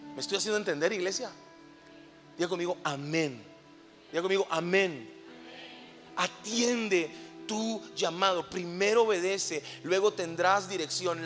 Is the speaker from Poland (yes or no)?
no; Colombia; moved away as an adult; now in Mexico; soy colombiano, llevo seis años viviendo en México